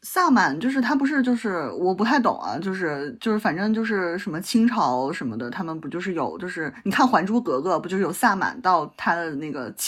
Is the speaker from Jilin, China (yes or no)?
yes; Changchun, Jilin, China; moved away as an adult; now in Shanghai, China; 我小的时候我是长我是长影子弟嘛，就是长春电影制片厂，